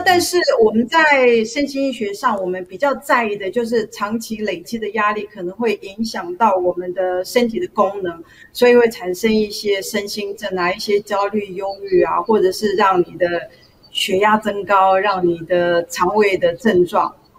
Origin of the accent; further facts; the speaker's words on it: Taiwan; also born or lived in Taipei; 我小时候是在乡下的小学成长